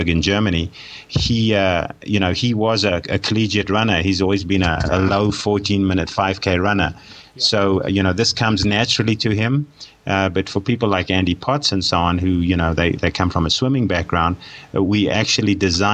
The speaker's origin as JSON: {"language": "English", "country": "South Africa", "tie": "born or raised there", "moved": "yes", "said": "I'm a South African by birth, and I did most of my sport and most of my studying in South Africa"}